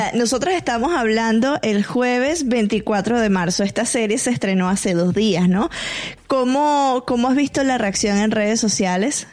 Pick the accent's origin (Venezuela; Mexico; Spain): Venezuela; yo como venezolana